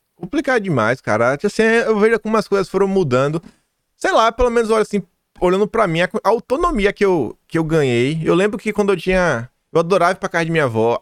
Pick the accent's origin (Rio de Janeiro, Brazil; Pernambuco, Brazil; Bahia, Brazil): Bahia, Brazil; Feira de Santana; eu sou do interior da Bahia